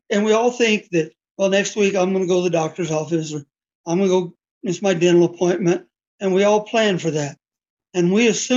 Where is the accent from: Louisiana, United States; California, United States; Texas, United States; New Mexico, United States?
New Mexico, United States; Mountainair; I was born in a small town called Mountain Air, New Mexico